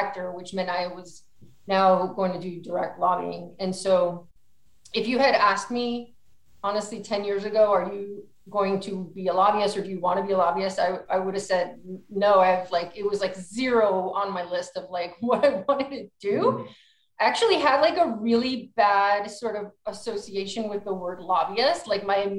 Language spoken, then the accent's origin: English; New Jersey, United States; moved away as an adult; now in California, United States; I am from New Jersey. I went to college at Rutgers University.